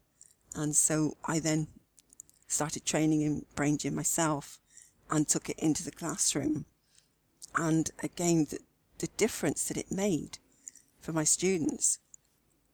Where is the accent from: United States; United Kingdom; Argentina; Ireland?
United Kingdom; Swindon, South West England; accent: West Country; also born or lived in Gloucestershire; Wiltshire. I grew up in Swindon, Wiltshire, and I actually lived in Gloucestershire for 30-odd years as well